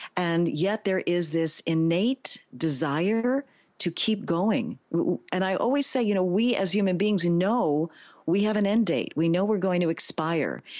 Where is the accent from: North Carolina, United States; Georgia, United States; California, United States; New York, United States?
New York, United States; New York City; I am a native New Yorker, born, raised, educated in the Bronx